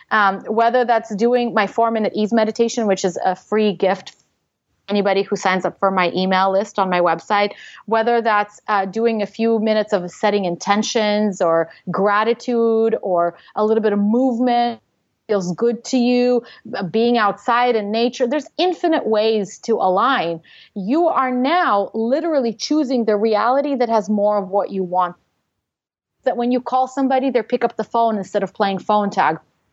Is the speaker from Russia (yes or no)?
yes; Russia; English is a second language; moved away; I'm an immigrant. I came from Russia.